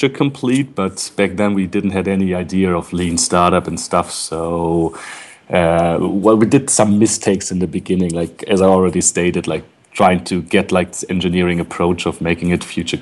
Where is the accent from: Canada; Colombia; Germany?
Germany; Berlin; I'm originally from Berlin